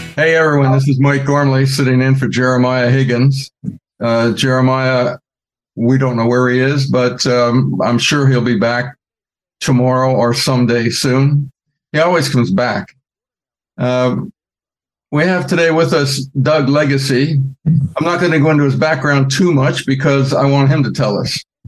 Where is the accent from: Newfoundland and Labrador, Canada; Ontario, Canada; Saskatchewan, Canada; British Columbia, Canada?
Ontario, Canada; Ottawa; moved away as an adult; also born or lived in California; I wanted to get back home uh, for Christmas, which was uh, Ottawa, Canada